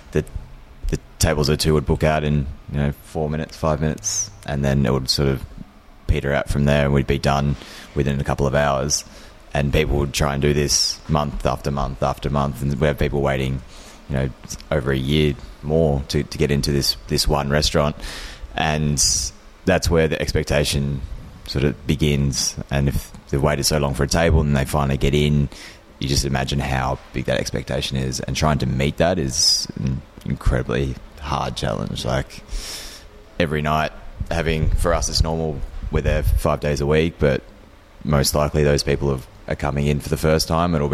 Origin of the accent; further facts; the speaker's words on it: Victoria, Australia; I grew up just outside of Melbourne and had never heard of the suburb.